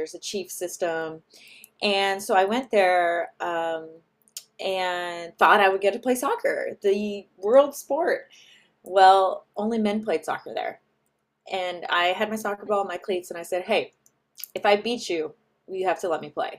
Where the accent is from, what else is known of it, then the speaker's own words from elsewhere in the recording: California, United States; Yeah, so I'm from the Bay Area, so I'm